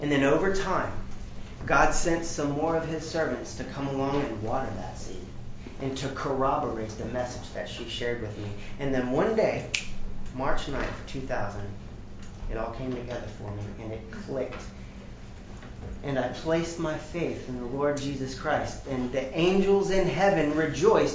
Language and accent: English; Newport News, Virginia, United States; I grew up in Newport News, Virginia